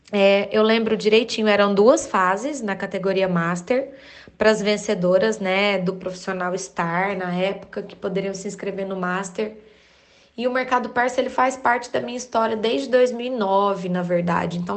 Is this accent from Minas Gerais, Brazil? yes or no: yes; Uberaba, Minas Gerais, Brazil; Eu sou de Uberaba, ministro aulas há mais de 10 anos na minha cidade.